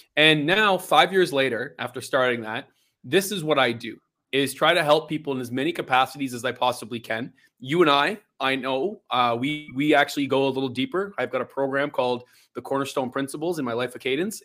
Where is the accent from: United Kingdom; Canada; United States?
Canada; Belleville, Ontario; born and raised and born and bred in Belleville, Ontario.